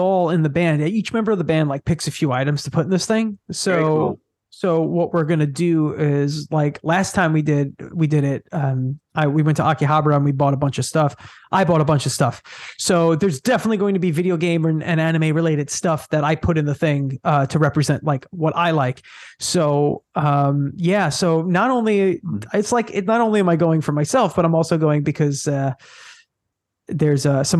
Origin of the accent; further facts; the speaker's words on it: Long Island, New York, United States; I'm from Long Island, New York